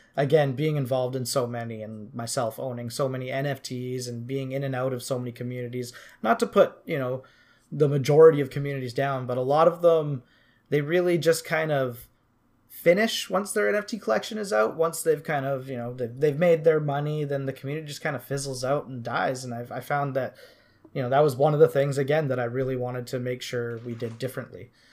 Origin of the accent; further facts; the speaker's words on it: Canada; also born or lived in Vancouver Island, British Columbia; I'm from Canada. I live on Vancouver Island, just outside of Victoria